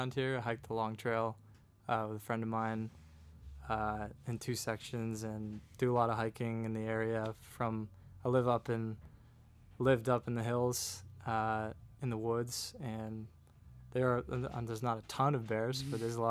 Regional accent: Hinesburg, Vermont, United States; now in South Burlington, United States; I'm from Hinesburg, Vermont.

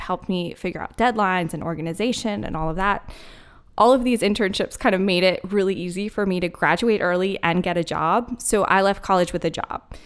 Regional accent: Philadelphia, Pennsylvania, United States; moved away as an adult; also born or lived in Denver, Colorado; now in Asheville, United States; I was born and raised in Philly

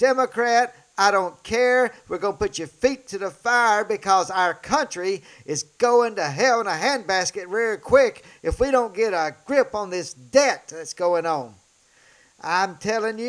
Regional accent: Tupelo, Mississippi, United States; my hometown here in Tupelo, Mississippi

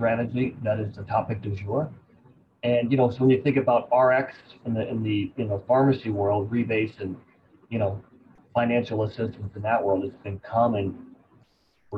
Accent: Champaign-Urbana, Illinois, United States; now in Austin, United States; my hometown of Champaign-Urbana, Illinois.

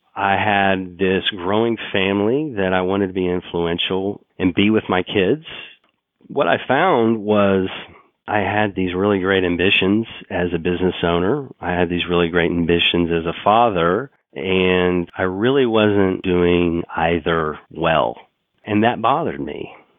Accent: Oklahoma City, Oklahoma, United States; I grew up in Oklahoma City

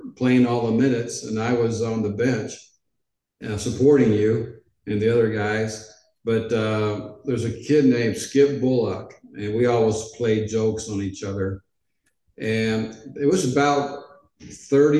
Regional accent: Edmonds, Washington, United States; moved away as an adult; also born or lived in Portland, Oregon / Los Angeles, California / Memphis, Tennessee; ninth grade, I went to Edmonds Junior High.

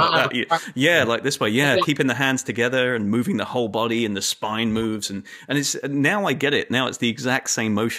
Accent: England, United Kingdom; moved away; I grew up in England

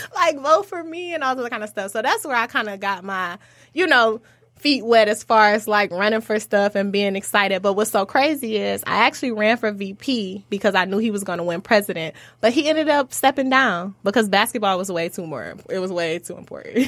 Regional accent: Oak Park, Michigan, United States; also born or lived in Detroit, Michigan; I actually grew up in Oak Park for, like, ear-, my early years as far as, like, elementary, middle school

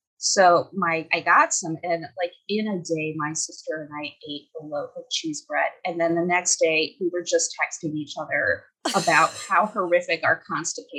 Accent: Wisconsin, United States; I am from Wisconsin

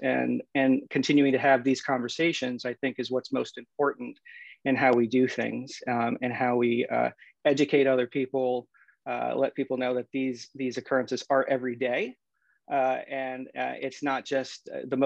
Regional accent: United States; also born or lived in Philippines; I was born in the Philippines. We came here in 1972 when I was about 6 months old. I grew up right outside of Washington, D.C.

